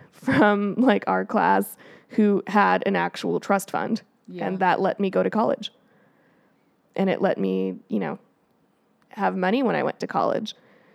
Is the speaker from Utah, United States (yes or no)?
no; Colorado, United States; Well, like, I'm from Colorado.